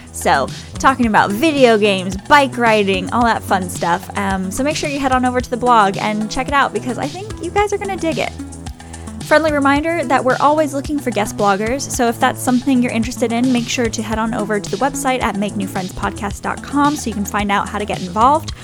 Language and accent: English; Saint James City, Florida, United States; also born or lived in New Orleans, Louisiana / English countryside; now in England, United Kingdom; I grew up in Florida, even though I was born in New Orleans, but, um, where we lived, uh, was a little place called Pine Island.